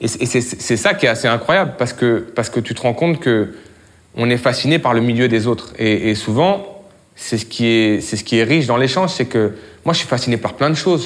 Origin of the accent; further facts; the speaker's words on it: France; je suis né en France, mes racines sénégalaises sont omniprésentes chez moi, de par mon père